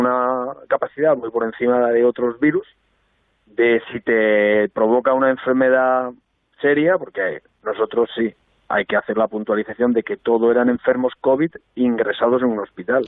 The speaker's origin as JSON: {"language": "Spanish", "town": "Albacete", "region": "Castilla-La Mancha", "country": "Spain", "said": "yo me alegraba mucho siendo albaceteño"}